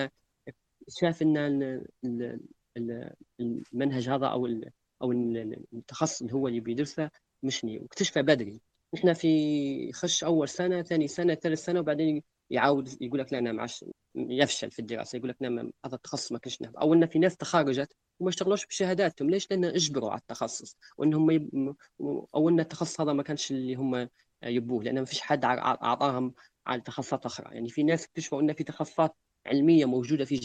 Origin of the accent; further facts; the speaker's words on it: Libya; وشنو الافكار اللي عندنا في ليبيا تكون مختلفه عن العالم